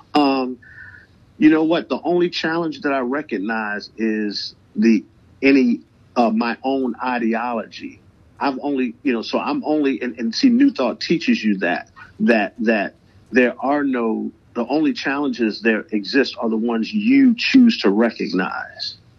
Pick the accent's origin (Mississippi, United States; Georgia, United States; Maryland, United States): Maryland, United States; Baltimore; also born or lived in Atlanta; music has been a huge part of my life uh, growing up in Baltimore